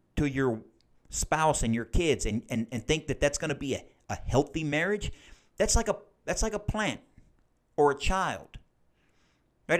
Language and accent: English; United States; as Christian American adults